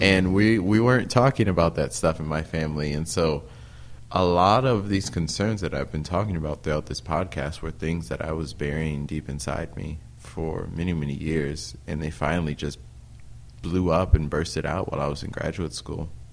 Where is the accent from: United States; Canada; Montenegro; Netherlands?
United States; Peoria, Illinois; moved away as an adult; also born or lived in Normal, Illinois; now in Burlington, United States; my hometown Peoria